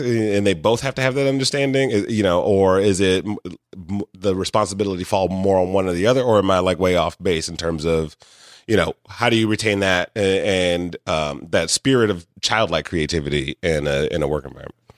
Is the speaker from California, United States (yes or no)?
no; Detroit, Michigan, United States; I grew up in Detroit